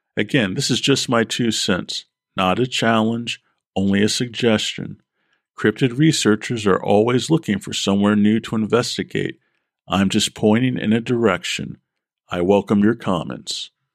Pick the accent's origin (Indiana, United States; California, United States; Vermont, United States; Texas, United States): Vermont, United States; I was born in Vermont, have family in central Vermont